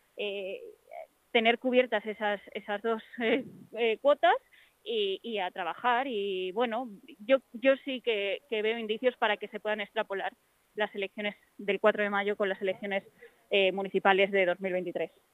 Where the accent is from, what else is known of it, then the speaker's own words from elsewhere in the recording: Fuenlabrada, Community of Madrid, Spain; soy de Fuenlabrada, eh, esta es mi casa